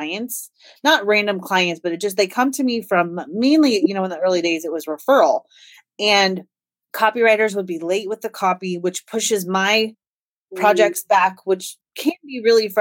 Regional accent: Des Moines, Iowa, United States; I am from Des Moines, Iowa, which is right in the middle of the United

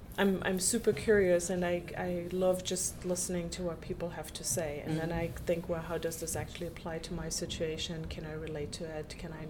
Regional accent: Munich, Bavaria, Germany; also born or lived in Los Angeles, United States; I was born in Munich, and I actually grew up right in the heart of Munich.

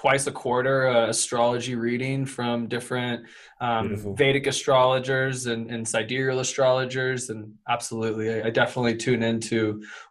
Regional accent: Louisville, Kentucky, United States; now in Boulder, United States; I grew up in good old Louisville, Kentucky, and I currently live in Boulder, Colorado

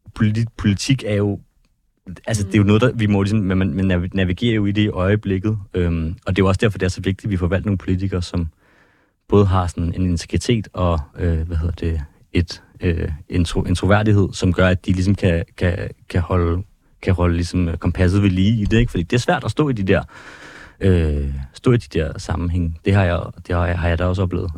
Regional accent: Ballerup, Capital Region of Denmark, Denmark; also born or lived in Copenhagen / Christianshavn; jeg kommer fra, fra København, jeg har boet øh, mm. det meste af min barndom i Ballerup

